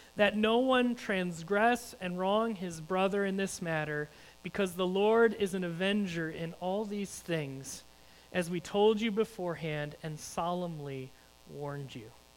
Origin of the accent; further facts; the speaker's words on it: United States; as American Christians